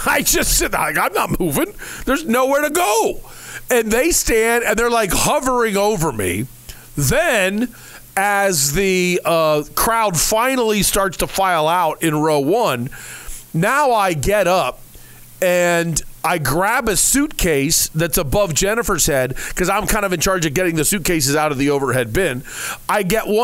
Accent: Bellbrook, Ohio, United States; now in Arizona, United States; Bellbrook is my hometown

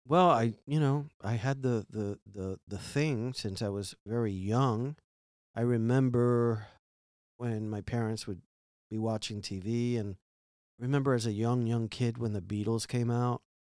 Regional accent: Miami, Florida, United States; growing up in Miami and being an immigrant and, well, not being an immigrant, but being from immigrants, my parents

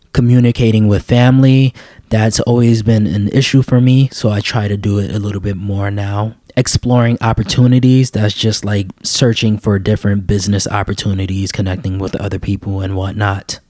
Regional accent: New York City, New York, United States; I was raised in New York City

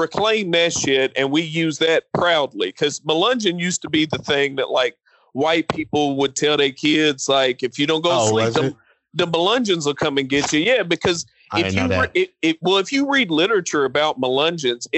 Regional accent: Appalachia, United States; I come from Appalachian culture

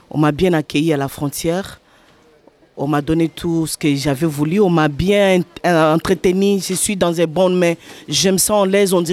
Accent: Republic of the Congo; moved away as an adult; also born or lived in Lachine, Montreal; now in Montreal, Canada; Oh, ça fait aujourd'hui troisième mois. Je suis arrivée au Jeki du Congo, Congo-Brazzaville.

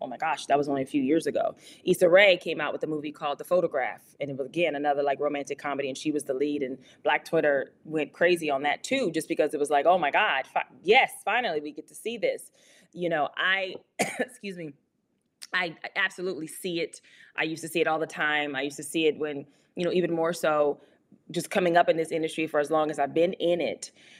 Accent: Louisiana, United States; So growing up in Louisiana in general at that time, the culture of Louisiana was all about the brown paper bag.

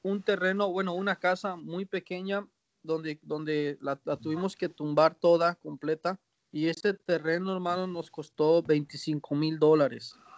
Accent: Mexico; moved away as an adult; also born or lived in United States; now in Panama; nosotros como mexicanos

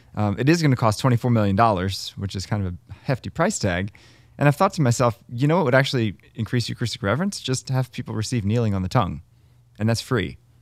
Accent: Baltimore, Maryland, United States; growing up in Baltimore, we had some wacky, wacky masses

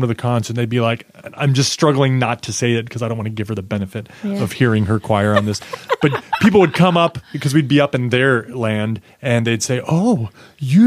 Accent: Nebraska, United States; moved away as an adult; I am from Nebraska

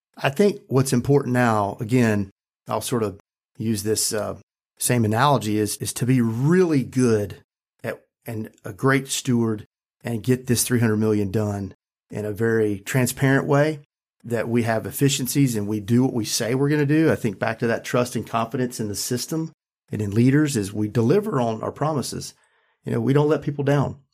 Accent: Randolph County, North Carolina, United States; I grew up in Randolph County, a very rural, poor county

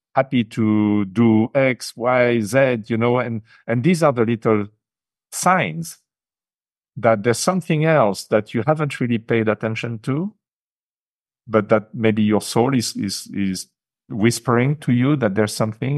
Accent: France; English is a second language; moved away as an adult; now in Japan; I grew up in France, e-, even though I left the country probably nearly forty years ago

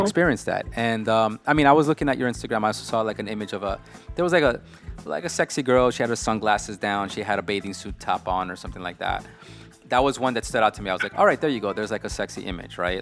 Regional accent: New York, United States; somebody born and raised in New York

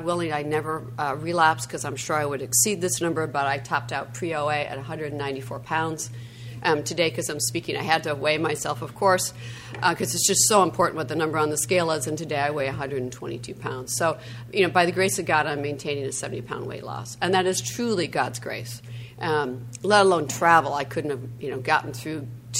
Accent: Midwest, United States; moved away; I'm from the Midwest originally

